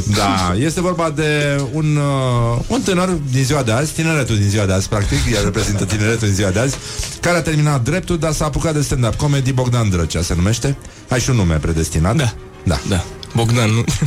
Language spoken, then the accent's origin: Romanian; Romania; eu sunt român, sunt creștin